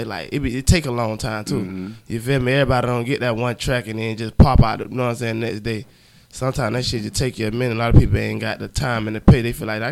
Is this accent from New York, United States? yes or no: no; Jacksonville, Florida, United States; I'm from Jacksonville, Florida